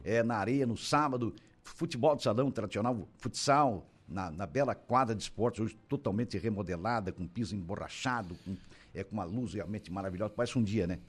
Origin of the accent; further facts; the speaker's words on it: Brazil; nós como brasileiros